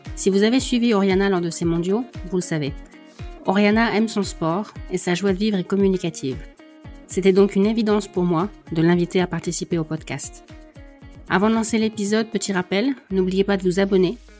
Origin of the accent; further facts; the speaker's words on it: the Nord, Hauts-de-France, France; moi je suis du Nord, on a les mêmes clichés hein, sur euh, la pluie